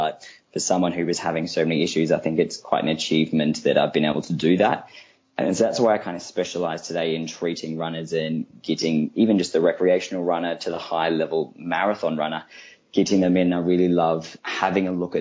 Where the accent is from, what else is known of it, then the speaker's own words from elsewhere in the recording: Australia; moved away as an adult; also born or lived in Queensland (university); now in London, United Kingdom; I am an Australian. As you can hear, I grew up over in Australia. I did all my training at UQ